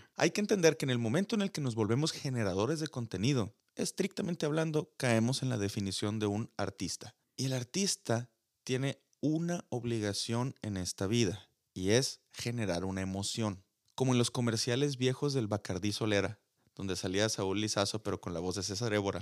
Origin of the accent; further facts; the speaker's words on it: Sonora, Mexico; accent: sonorense; mi acento sonorense